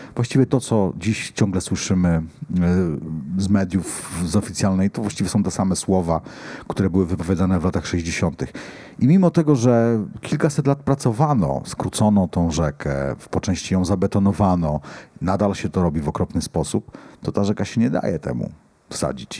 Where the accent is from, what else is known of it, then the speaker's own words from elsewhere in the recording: Poland; ja się wychowałem nad Odrą, całe życie mieszkałem nad Odrą